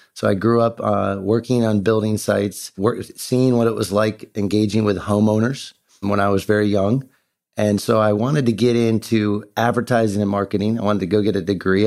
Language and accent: English; Ohio, United States; also born or lived in Beaufort, South Carolina; I Grew up in Ohio. I'm an Ohio kid